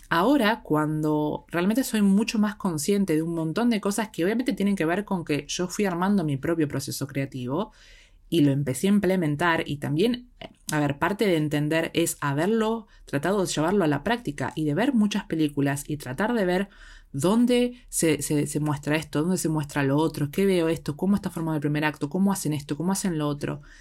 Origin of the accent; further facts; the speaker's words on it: Argentina; desde el lado de Argentina, porque es de donde soy yo